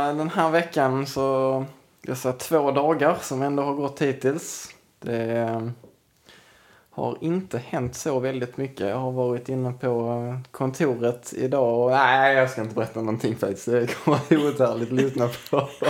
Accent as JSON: {"language": "Swedish", "country": "Sweden", "said": "vi svenskar"}